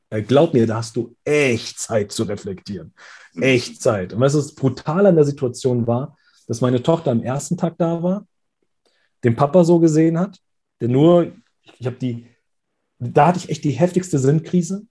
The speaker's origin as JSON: {"language": "German", "town": "Frankfurt", "region": "Hesse", "country": "Germany", "tie": "born or raised there", "said": "hier bei uns in Hessen, in Frankfurt"}